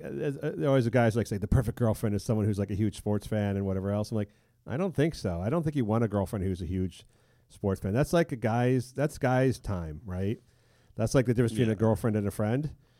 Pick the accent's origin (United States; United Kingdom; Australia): United Kingdom; no, I'm a British, I don't speak Spanish.